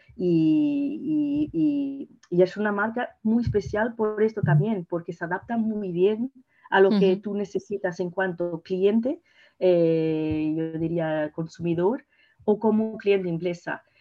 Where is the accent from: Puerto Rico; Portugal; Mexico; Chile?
Portugal; Spanish is a second language; also born or lived in Mozambique; soy portuguesa Sí. Y, claro, pero he nacido en Mozambique